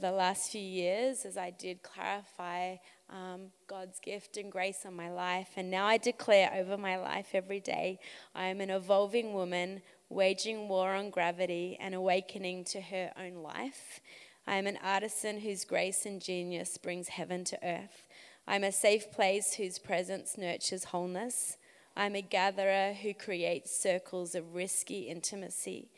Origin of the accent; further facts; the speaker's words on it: Australia; moved away as an adult; now in Montreal, Canada; I am an Aussie, an Australian, that has been in Montreal, Quebec for nearly 5 years